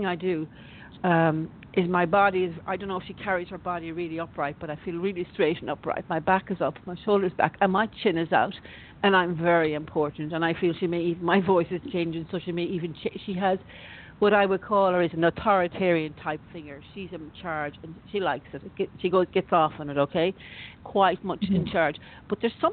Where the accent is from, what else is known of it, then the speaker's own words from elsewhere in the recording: Ireland; also born or lived in Florida; I used to grow up as a kid in Ireland